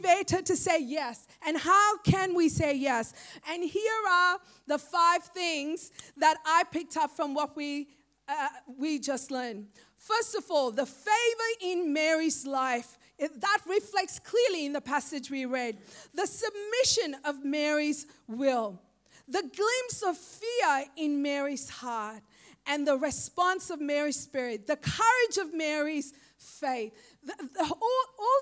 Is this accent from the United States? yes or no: no; Sri Lanka; now in Australia; I am just a young girl growing up in Sri Lanka